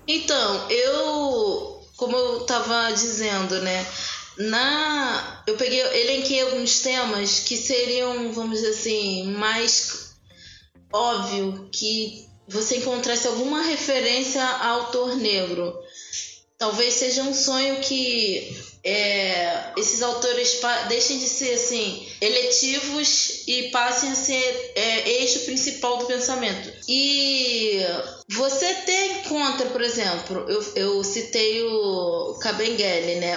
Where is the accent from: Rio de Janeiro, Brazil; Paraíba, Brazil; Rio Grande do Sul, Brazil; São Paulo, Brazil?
Rio de Janeiro, Brazil; essa leitura que eu tenho do lugar, aqui de onde eu nasci